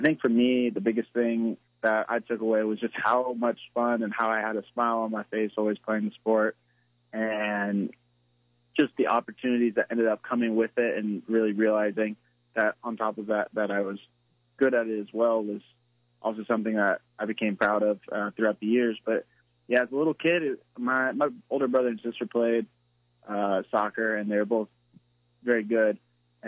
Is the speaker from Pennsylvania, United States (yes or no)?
no; California, United States; moved away as an adult; now in Charleston, United States; I'm from California